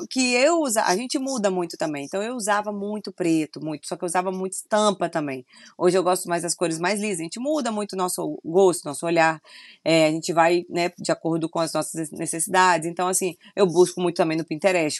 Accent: Vila Velha, Espírito Santo, Brazil; also born or lived in Rio de Janeiro; eu sou de Vitória, Espírito Santo, Vila Velha, né? Eu falo Vitória porque é mais conhecido, mas Vila Velha.

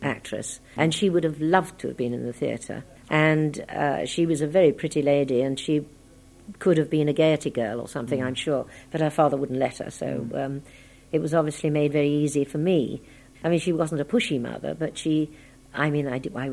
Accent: London, United Kingdom; I was born in Streatham, and really the first house I remember was a big old Victorian house in Palace Road, which was Streatham Hill. And because I went to school there

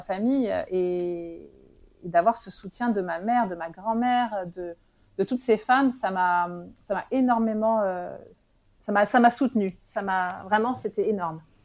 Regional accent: France; moved away as an adult; now in Morocco; J'étais en France. j'ai grandi en France

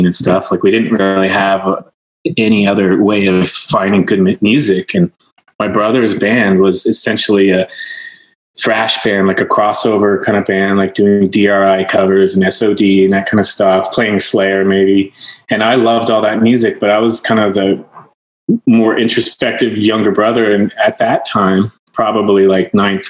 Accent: Nova Scotia, Canada; born or raised there; moved away

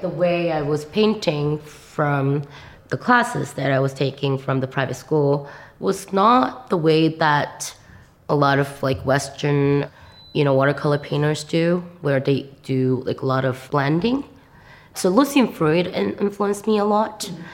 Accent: South Korea; English is a second language; moved away as an adult; also born or lived in New York / Chicago; I'm from Korea. I grew up in Korea most of my life

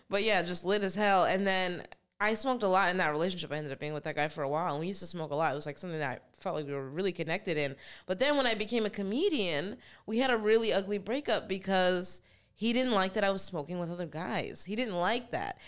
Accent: New Jersey, United States; I was born in New Jersey

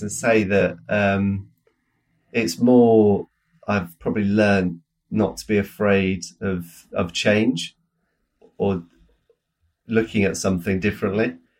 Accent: United Kingdom; as British people

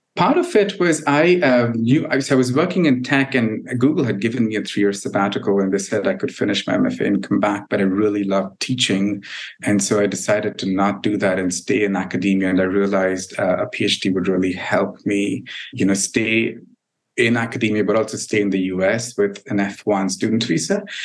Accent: India; moved away as an adult; now in United States

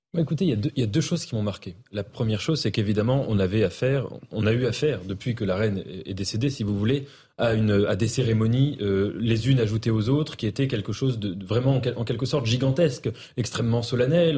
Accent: France; en tant que Français

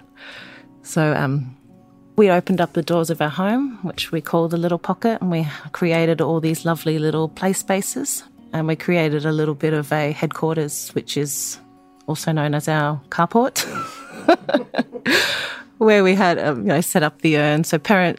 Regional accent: Brisbane, Queensland, Australia; also born or lived in Eungella, Queensland; now in Beechmont, Australia; I grew up in Brisbane

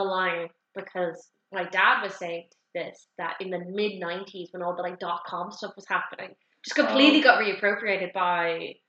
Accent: Ireland; we're Irish.

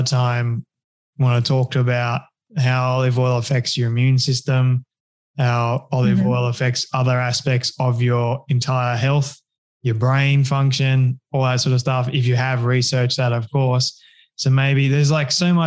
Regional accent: Australia; I'm Australian

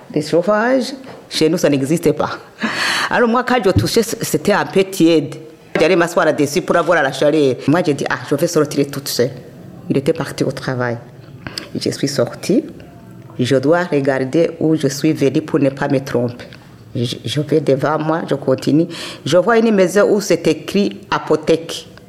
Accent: Kayanza, Burundi; now in Belgium; je suis née au Burundi, dans la province de Kayanza

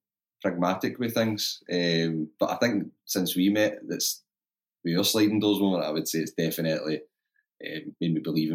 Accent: Scotland, United Kingdom; I live just outside Scotland in a place called Coat Bridge. Believe it or not, by the accent, I'm born and bred in Scotland, and I'm a finance manager, and I'm 29.

